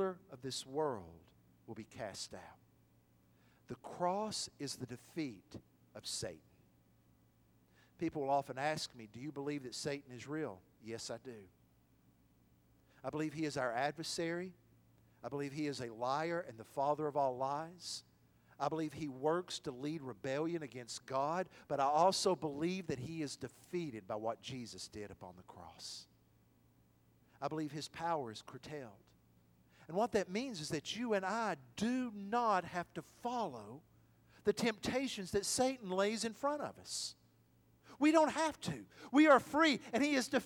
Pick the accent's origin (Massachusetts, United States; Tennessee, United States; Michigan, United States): Tennessee, United States; Athens; my hometown of Athens